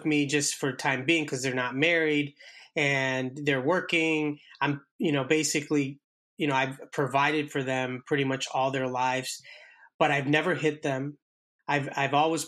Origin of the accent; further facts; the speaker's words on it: India; I'm Indian myself